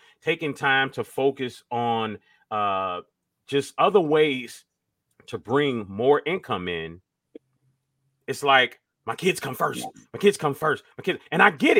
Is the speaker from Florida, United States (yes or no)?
yes; Miami, Florida, United States; I was from Miami